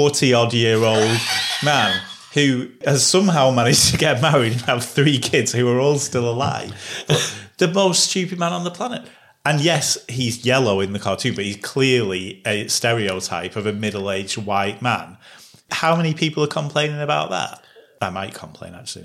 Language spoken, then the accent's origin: English; England, United Kingdom; we're two English white blokes